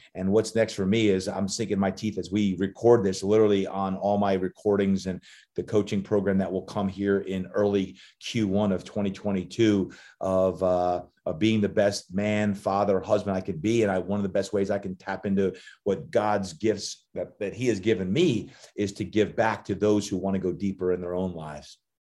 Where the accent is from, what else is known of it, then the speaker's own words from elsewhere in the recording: New Jersey, United States; growing up, even though I was from Jersey and loved the Giants